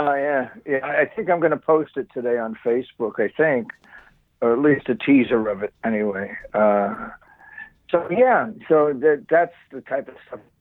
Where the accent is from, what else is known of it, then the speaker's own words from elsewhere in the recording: Bayonne, New Jersey, United States; I'm from Bayonne